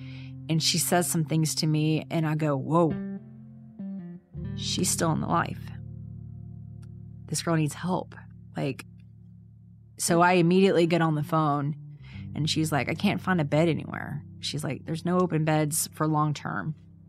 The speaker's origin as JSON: {"language": "English", "region": "the South", "country": "United States", "said": "I know it's such a Southern term, but you know, I'm from the South, so."}